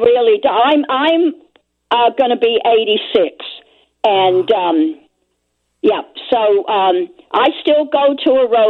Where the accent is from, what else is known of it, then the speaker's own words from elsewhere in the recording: London, United Kingdom; moved away as an adult; now in Chicago area, United States; I grew up in London. I was on the east end of London and 4 blocks from the docks.